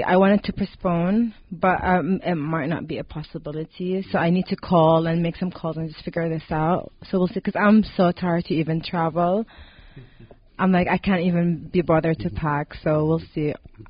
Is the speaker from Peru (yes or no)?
no; Lebanon; also born or lived in Riyadh, Saudi Arabia; So I was born in Riyadh, Saudi Arabia. My parents are both from there. And then my parents decided to move the whole family to Lebanon when I was around 8 or 9.